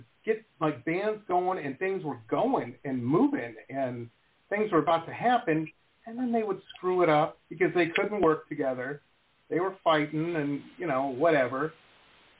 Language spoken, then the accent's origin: English; Detroit, Michigan, United States; I grew up in Metro Detroit and in the suburbs